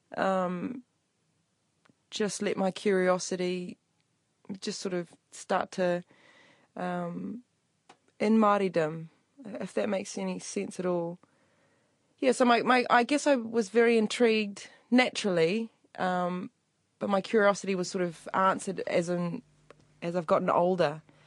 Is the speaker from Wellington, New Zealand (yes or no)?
yes; Upper Hutt, Wellington, New Zealand; I was born and bred in Upper Hutt